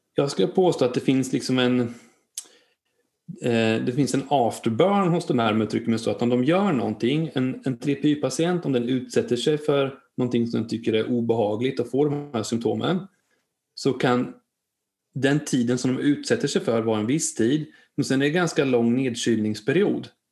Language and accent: Swedish; Linköping, Östergötland, Sweden; där jag kommer ifrån, från Linköping, där har vi ett stort eh, eh, köpcenter